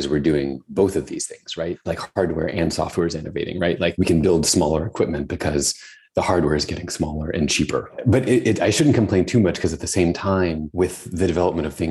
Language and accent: English; Tennessee, United States; I grew up in Tennessee, where it was very hot and humid